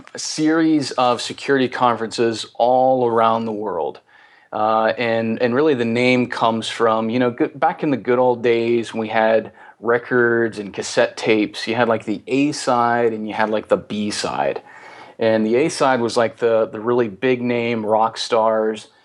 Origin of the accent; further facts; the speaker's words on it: the South, United States; as we say in the South